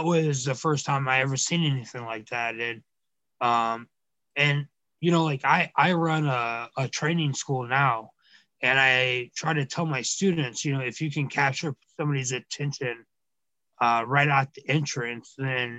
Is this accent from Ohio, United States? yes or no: no; Cobb County, Georgia, United States; I was from Cobb County, Georgia